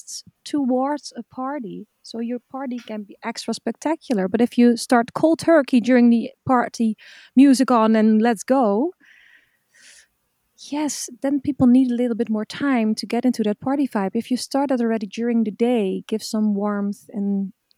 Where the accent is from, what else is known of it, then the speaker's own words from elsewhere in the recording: Zeeland, Netherlands; We come from Zeeland, so there's a lot of beaches here around.